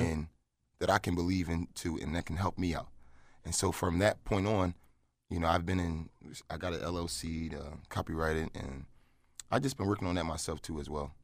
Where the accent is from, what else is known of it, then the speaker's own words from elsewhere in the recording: Philadelphia, Pennsylvania, United States; I was from Philly